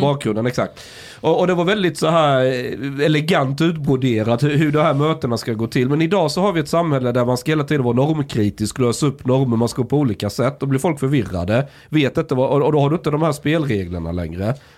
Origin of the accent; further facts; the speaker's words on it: Osby, Skåne, Sweden; moved away; När jag, när jag gick i skolan, i grundskolan, det var ganska konservativt. Vi snackar 90-tal, eh, men så är vi, pratar vi Osby